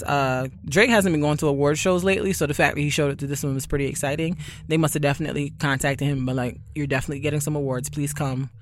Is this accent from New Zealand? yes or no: no; Barbados; I'm from Barbados, where we lime and salt chicken